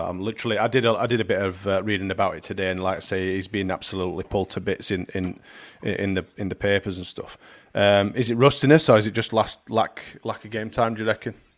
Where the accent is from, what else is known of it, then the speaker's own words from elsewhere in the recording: England, United Kingdom; we're we're English